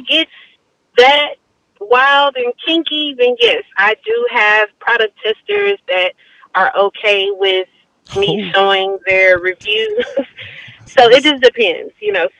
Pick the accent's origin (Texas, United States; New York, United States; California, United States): Texas, United States; Houston; I am from Houston, Texas, born and raised. I actually grew up in Most City.